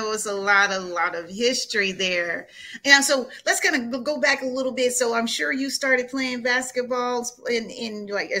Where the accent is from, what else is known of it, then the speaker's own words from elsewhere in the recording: Marvell, Arkansas, United States; I'm from Marvel, Arkansas.